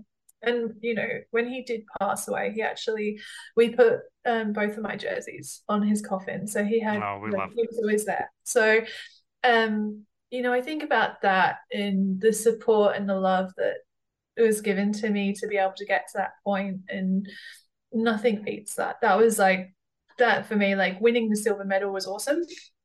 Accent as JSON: {"language": "English", "country": "Australia", "said": "it wasn't so much like a rivalry of like, I'm Australian, but I'm Brit. I had a lot of pride."}